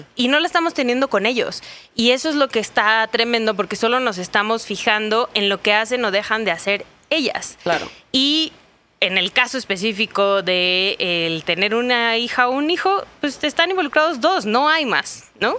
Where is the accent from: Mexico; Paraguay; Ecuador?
Mexico; Sonora; Yo soy de Sonora